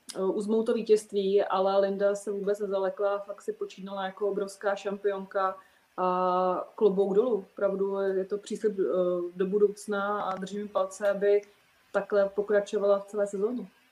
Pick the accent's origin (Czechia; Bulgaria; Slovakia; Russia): Czechia; jako správná Češka